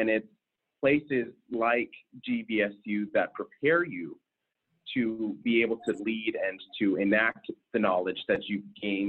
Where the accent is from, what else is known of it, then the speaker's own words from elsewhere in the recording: West Coast, United States; also born or lived in Anchorage, Alaska / Las Vegas, Nevada; now in Michigan, United States; Originally, I am not from Michigan. I grew up all along kind of the West Coast. I actually ended high school in Alaska, in Anchorage, Alaska, but started high school in Las Vegas, Nevada. Moved around a lot during my youth.